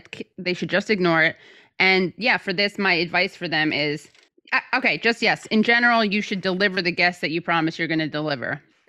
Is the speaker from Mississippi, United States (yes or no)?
no; New York, United States; As a New Yorker, I detest Andrew Cuomo.